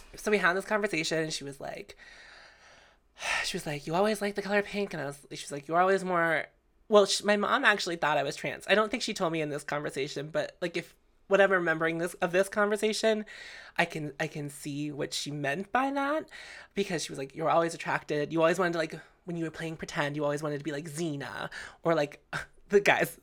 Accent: Canonsburg, Pennsylvania, United States; I grew up in Cannonsburg

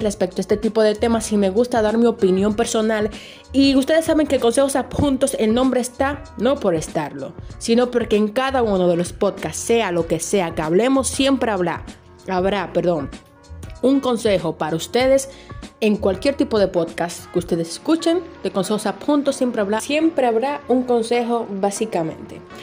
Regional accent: Dominican Republic; noticias y cosas de República Dominicana que en mi país

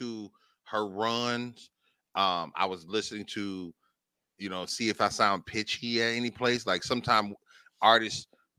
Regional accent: Dallas, Texas, United States; You're not just making songs because I'm from Dallas, so it got to sound like Dallas.

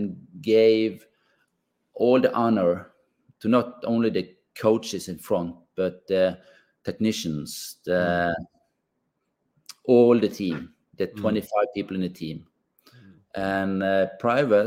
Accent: Bergen, Vestland, Norway; We grew up in the West Coast here, West Coast of Bergen

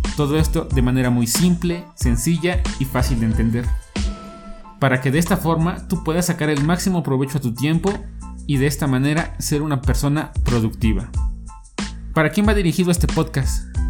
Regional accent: Mexico; soy un joven de origen mexicano

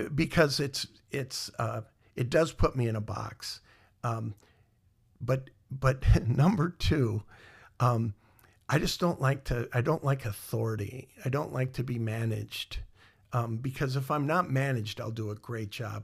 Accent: Iowa, United States; moved away; also born or lived in Minnesota; I grew up in Iowa

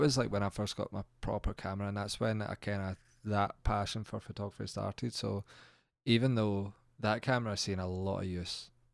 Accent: Central Belt, Scotland, United Kingdom; we've grew up in a central belt

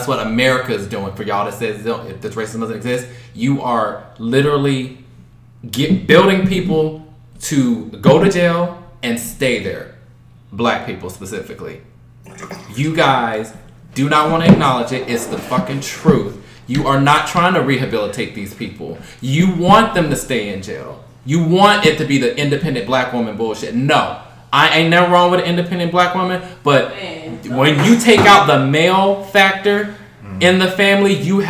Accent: the South, United States; I'm coming and speaking from growing up in the South from a single parent household.

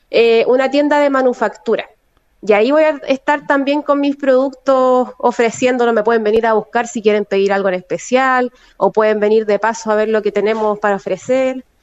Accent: Valparaíso, Chile; No, a mi familia en realidad acá en Valparaíso, yo soy mitad porteña y mitad sureña en realidad, tengo la mitad de mi familia

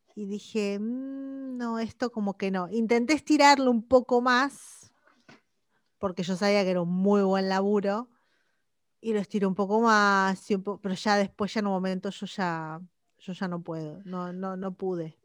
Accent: Argentina; moved away as an adult; yo me fui de Argentina bastante pendeja

